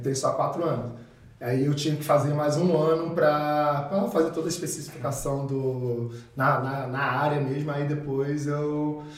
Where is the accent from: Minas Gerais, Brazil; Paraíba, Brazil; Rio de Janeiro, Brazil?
Rio de Janeiro, Brazil; also born or lived in Carbondale, Illinois, United States; now in Caxias do Sul, Brazil; minha realidade ali na, na comunidade ali do Rio